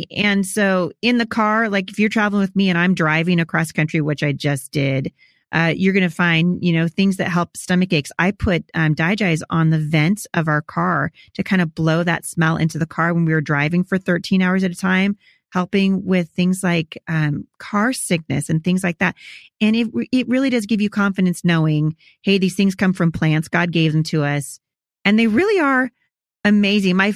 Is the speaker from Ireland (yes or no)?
no; Pacific Northwest, United States; also born or lived in Chattanooga; I'm from the Pacific Northwest, but I travel all the time with my family.